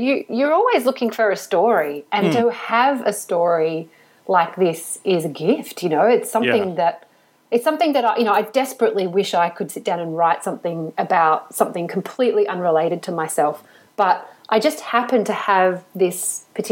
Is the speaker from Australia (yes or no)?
yes; Australia; also born or lived in Paris; as an Australian